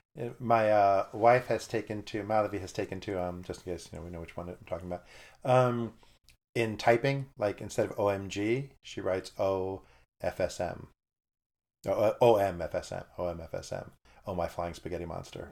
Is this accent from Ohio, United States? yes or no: no; New York, United States; moved away; I grew up in New York, and to me, Christian meant Catholic